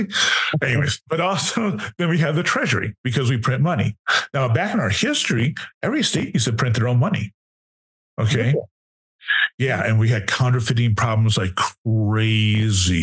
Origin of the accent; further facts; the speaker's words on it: Wisconsin, United States; My home state is Wisconsin.